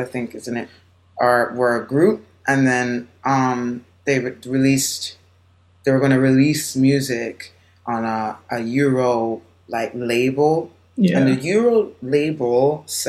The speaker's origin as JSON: {"language": "English", "country": "Jamaica", "tie": "born or raised there", "moved": "yes", "lives_now": "United States", "said": "I'm born and raised in Jamaica"}